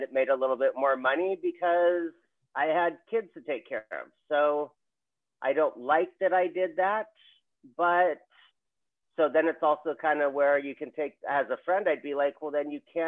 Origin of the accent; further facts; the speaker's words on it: Hawaii, United States; I'm from Hawaii